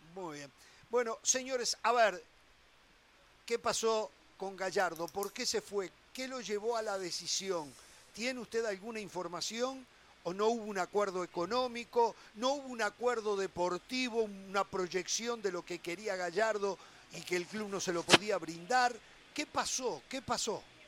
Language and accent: Spanish; Uruguay; en mi país